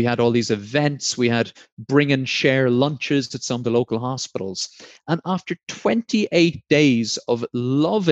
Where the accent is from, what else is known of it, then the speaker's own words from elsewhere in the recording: Blarney, Munster, Ireland; also born or lived in Sheldon, Devon, England; now in Devon, United Kingdom; I'm from Blarney in County Cork.